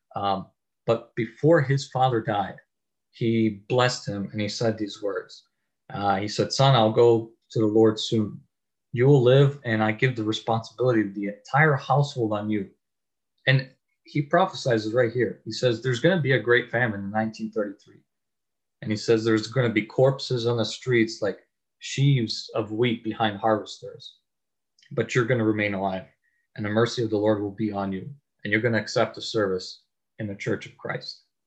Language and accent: English; Chicago, Illinois, United States; I'm from Chicago